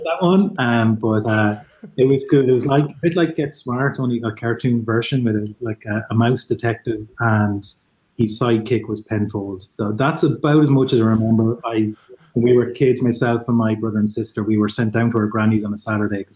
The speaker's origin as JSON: {"language": "English", "area": "Kildare", "region": "Leinster", "country": "Ireland", "tie": "born or raised there", "said": "I'm in Kildare in Ireland. So that's about an hour south of Dublin."}